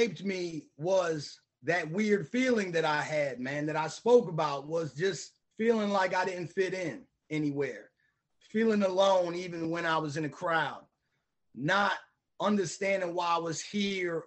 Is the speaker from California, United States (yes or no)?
no; Bridgeton, New Jersey, United States; I grew up in Bridgeton, New Jersey.